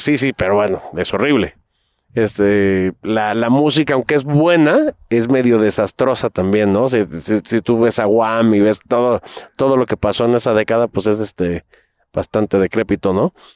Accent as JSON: {"language": "Spanish", "town": "Acapulco", "region": "Guerrero", "country": "Mexico", "tie": "born or raised there", "also_born_or_lived": "Mexico City", "said": "como vengo creciente Acapulco y Ciudad de México, me considero mil veces más acapulqueño que de, que de la Ciudad de México."}